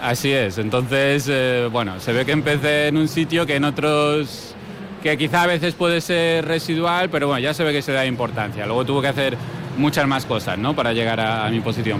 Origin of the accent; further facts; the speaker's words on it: Mallorca, Balearic Islands, Spain; nosotros vivimos en Mallorca